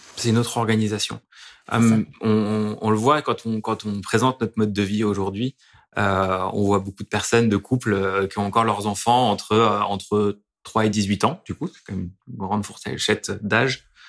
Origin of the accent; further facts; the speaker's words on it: Dijon, Bourgogne-Franche-Comté, France; now in Lyon, France; je suis bourguignon, je viens de Dijon